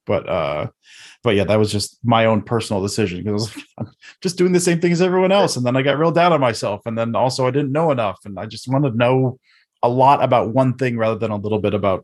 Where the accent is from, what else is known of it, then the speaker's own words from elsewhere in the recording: Detroit, Michigan, United States; I'm from the Detroit area